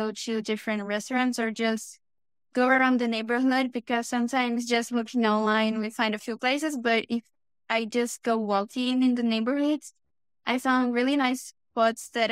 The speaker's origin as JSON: {"language": "English", "region": "São Paulo", "country": "Brazil", "second_language": "English", "moved": "as an adult", "lives_now": "Toronto, Canada", "said": "I'm actually from Sao Paulo."}